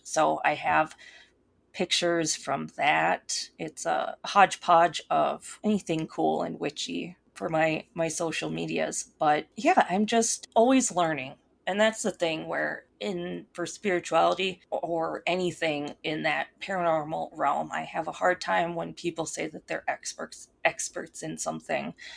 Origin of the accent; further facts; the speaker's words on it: Minnesota, United States; accent: Minnesota; moved away as an adult; now in Colorado, United States; because I grew up in Minnesota, um, and so people can probably tell because of my accent that I sound like I'm from Minnesota